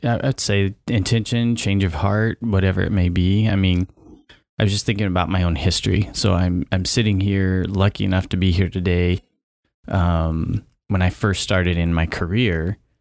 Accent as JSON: {"language": "English", "town": "Vale", "region": "Oregon", "country": "United States", "tie": "born or raised there", "also_born_or_lived": "Polk County, Oregon", "said": "I grew up in Oregon, so I've never lived outside of Oregon. However, where I grew up, I was on the Idaho border"}